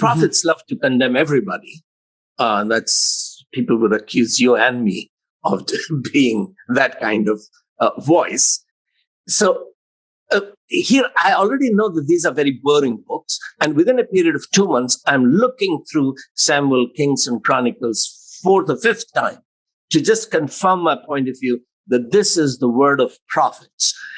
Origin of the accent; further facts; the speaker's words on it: Allahabad, Uttar Pradesh, India; first language Hindi; English is a second language; I am an Indian young man.